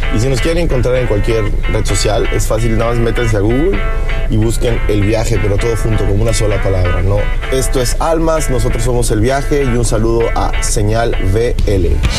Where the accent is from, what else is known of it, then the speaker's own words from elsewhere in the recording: Mérida, Yucatán, Mexico; en Mérida, de donde somos nosotros originarios, somos, somos de Mérida